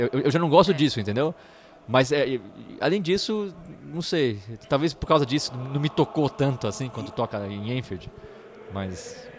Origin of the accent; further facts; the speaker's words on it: Brazil; sou do Brasil